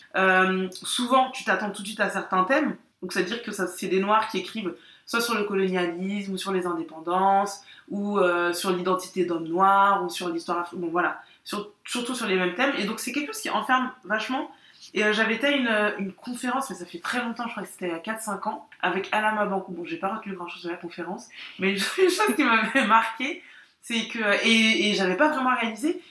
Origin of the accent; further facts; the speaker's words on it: France; moi j'ai grandi en France